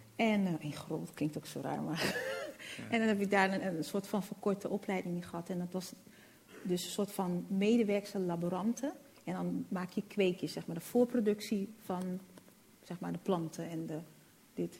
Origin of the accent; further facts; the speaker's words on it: Netherlands; also born or lived in Rotterdam; now in Amsterdam, Netherlands; ik ben in Nederland geboren